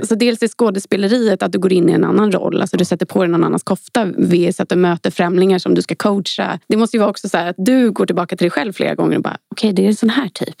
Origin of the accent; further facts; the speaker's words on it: Sweden; vi svenskar